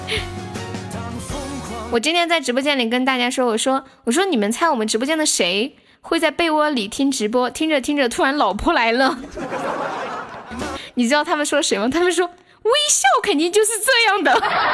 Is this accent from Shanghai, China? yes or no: no; Sichuan, China; 我们这边就是方言喜欢在有一些话的后面加一个求字